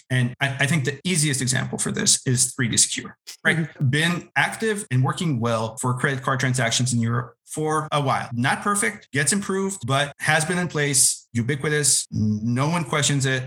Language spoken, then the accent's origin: English; Israel; moved away as an adult; now in United States; I'm originally from Israel. I did not grow up in the US